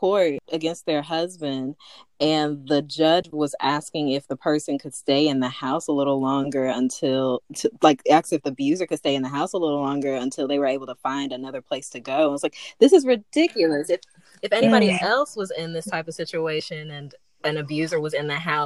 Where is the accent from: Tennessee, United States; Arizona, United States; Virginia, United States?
Tennessee, United States; Memphis; I'm from Memphis, M-Town